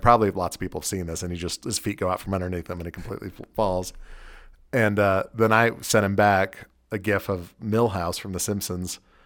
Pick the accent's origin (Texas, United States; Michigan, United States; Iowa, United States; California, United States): California, United States; now in Salt Lake City, United States; I'm from California